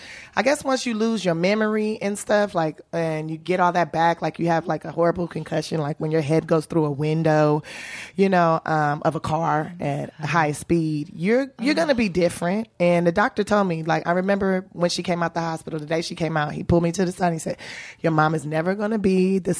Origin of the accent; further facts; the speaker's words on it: Los Angeles, California, United States; I'm from South Central Los Angeles. That's right, baby, born and raised.